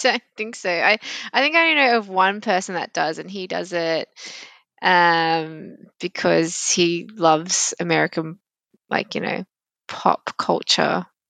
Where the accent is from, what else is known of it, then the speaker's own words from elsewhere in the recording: Sydney, New South Wales, Australia; accent: very, very Australian; I've moved around, um, Sydney as I've grown up